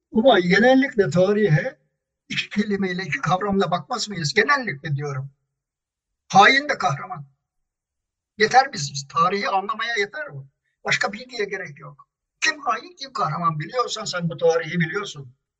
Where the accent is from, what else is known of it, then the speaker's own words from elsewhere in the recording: İzmir, Turkey; Biz İzmirliler olarak